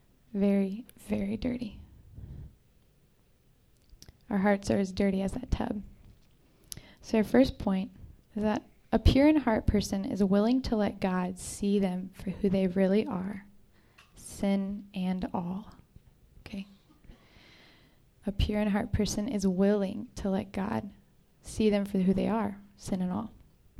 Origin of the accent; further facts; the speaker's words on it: Texas, United States; Jordan and I are from Texas.